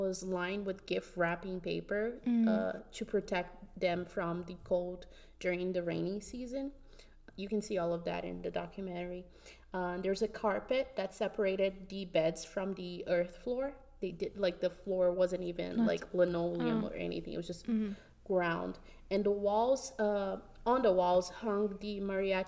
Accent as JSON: {"language": "English", "country": "Brazil", "tie": "born or raised there", "moved": "yes", "lives_now": "United States", "said": "I've only lived in Brazil and here in the U.S."}